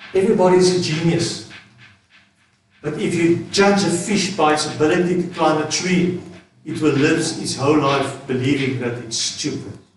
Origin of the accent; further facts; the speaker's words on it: South Africa; as Suid-Afrikaners is ons ongelooflik